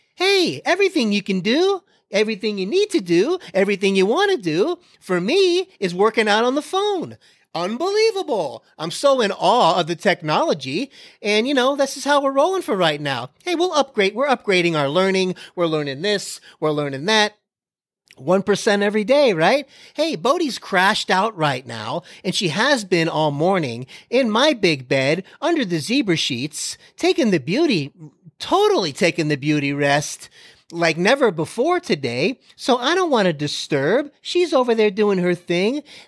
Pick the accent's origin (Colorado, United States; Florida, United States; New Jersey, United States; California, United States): Florida, United States; now in Texas, United States; I'm from Florida.